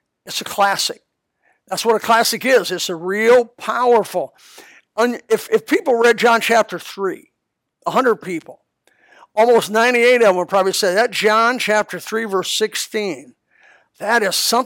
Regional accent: Elkhart, Indiana, United States; now in Florida, United States; where I was raised in Elkhart

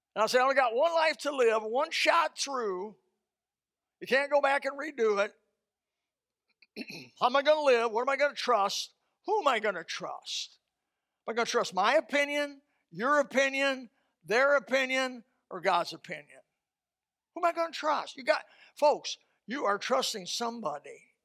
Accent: Indiana, United States; moved away; Indiana, my home state

